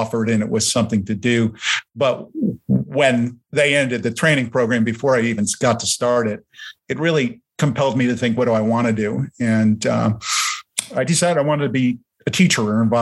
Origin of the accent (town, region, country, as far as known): near Newark, New Jersey, United States; born or raised there; first language German; English is a second language